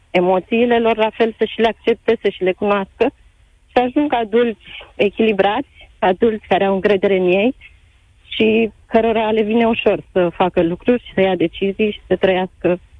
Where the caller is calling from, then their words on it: Bucharest, Romania; Salutare, Cătălin! … din București.